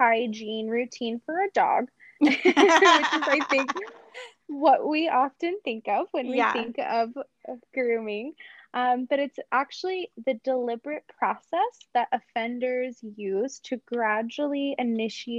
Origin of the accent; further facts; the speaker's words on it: Robbinsville, New Jersey, United States; now in Salt Lake City, United States; I'm actually from New Jersey. So I grew up in a town called Robbinsville.